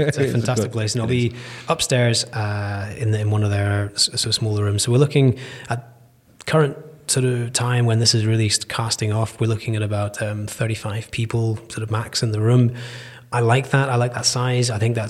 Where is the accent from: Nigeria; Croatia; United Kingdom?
Nigeria; born there; My parents were oil and gas. They were expats. They were living in Nigeria when I came around.